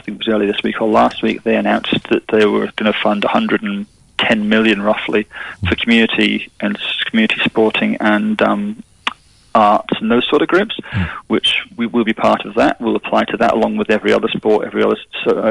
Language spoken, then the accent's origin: English; Scotland, United Kingdom; moved away as an adult; now in Perth, Australia; I came out to Australia first in 1994. I grew up in Scotland